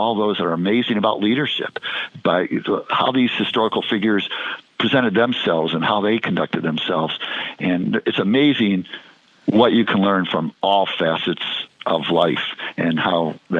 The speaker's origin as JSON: {"language": "English", "town": "Cleveland", "region": "Ohio", "country": "United States", "tie": "born or raised there", "also_born_or_lived": "Chicago, Illinois", "moved": "yes", "said": "I grew up in Cleveland, but I always had pretty close ties to Chicago"}